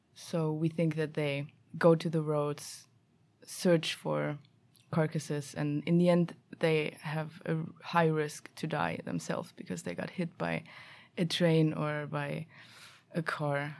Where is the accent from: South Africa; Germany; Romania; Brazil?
Germany; also born or lived in Stockholm, Sweden; now in Sweden; I'm f, originally from Germany